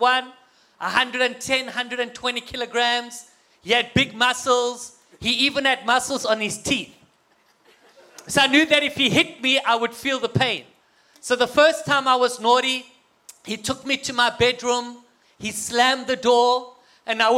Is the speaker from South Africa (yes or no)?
yes; South Africa; moved away as an adult; now in United States; I have an accent, but to me, you guys have the accent, okay? Well, my wife and I come from South Africa